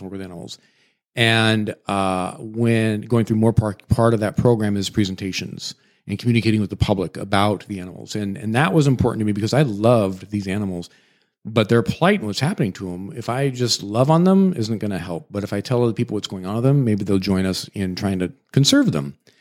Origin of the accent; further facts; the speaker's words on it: Washington, United States; moved away; I grew up in Washington State